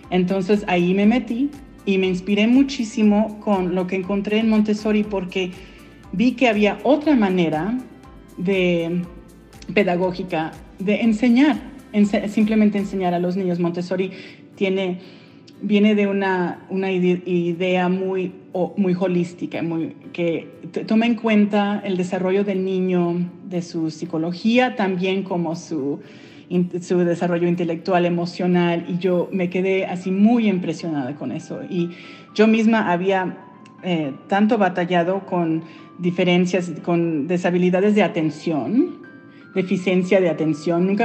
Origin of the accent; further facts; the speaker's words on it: Colorado, United States; also born or lived in Mexico City, Mexico / Texas; Y yo nací en México, DF, y me vine a los cinco años a los Estados Unidos. Y de ahí yo crecí en diferentes estados, estuve en Texas y luego, me moví a Colorado